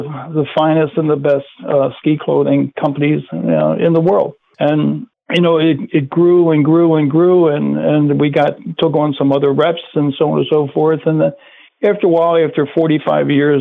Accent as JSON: {"language": "English", "region": "Maryland", "country": "United States", "tie": "born or raised there", "said": "We grew up in Maryland"}